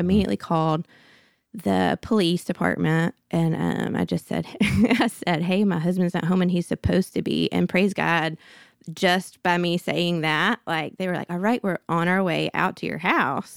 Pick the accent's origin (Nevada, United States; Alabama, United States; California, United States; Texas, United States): Alabama, United States; Birmingham; I grew up in Birmingham, went to school at Auburn